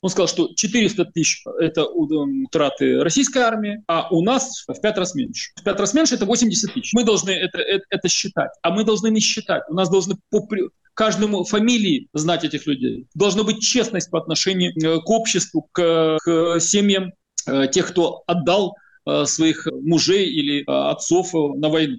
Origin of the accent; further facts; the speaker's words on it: Ukraine; Как украинец